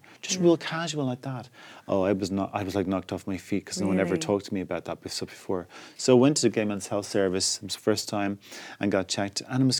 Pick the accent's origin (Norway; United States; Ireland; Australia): Ireland; now in London, United Kingdom; I come from Ireland's a deeply homophobic place, where a year before I left, it was still a crime to be gay. So when I went to London and came out